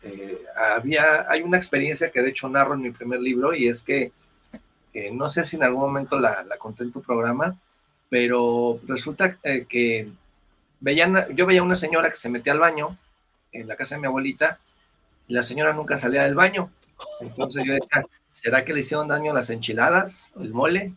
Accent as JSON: {"language": "Spanish", "region": "Querétaro", "country": "Mexico", "tie": "born or raised there", "also_born_or_lived": "Mexico City", "moved": "as an adult", "lives_now": "Bogotá, Colombia", "said": "yo soy originario de Querétaro, ya eh, acá tengo cinco años en Bogotá"}